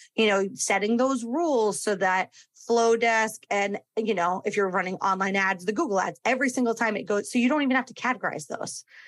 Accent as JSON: {"language": "English", "region": "Connecticut", "country": "United States", "tie": "born or raised there", "moved": "yes", "lives_now": "Florida, United States", "said": "my home state of Connecticut"}